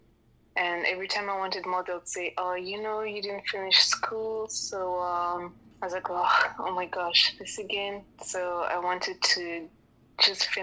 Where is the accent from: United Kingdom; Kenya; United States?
Kenya; moved away; I'm born and raised here